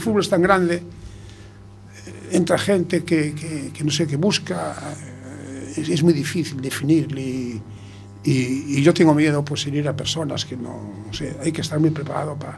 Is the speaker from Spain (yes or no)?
yes; A Coruña, Galicia, Spain; Yo nací en La Coruña, estoy de La Coruña